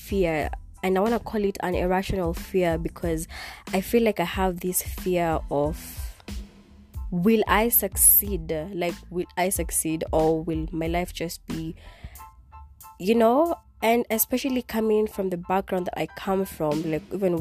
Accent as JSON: {"language": "English", "country": "Kenya", "first_language": "Kikuyu", "second_language": "English", "said": "in my language, because Swahili is not my first language, but in my other language, which is Kikuyu"}